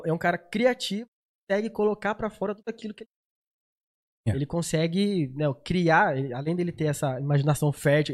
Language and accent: Portuguese; São José dos Campos, São Paulo, Brazil; also born or lived in Uberlândia; E vim pra cá pequeno